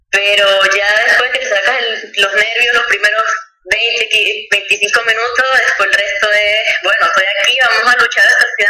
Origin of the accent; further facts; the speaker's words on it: Venezuela; Como buena venezolana.